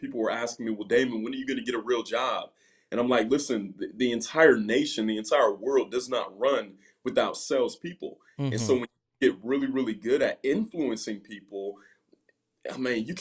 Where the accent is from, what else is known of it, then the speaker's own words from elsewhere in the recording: Ohio, United States; I'm from Ohio